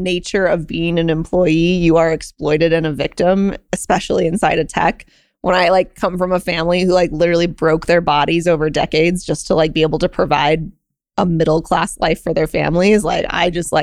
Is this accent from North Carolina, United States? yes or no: no; Reno, Nevada, United States; I'm from Reno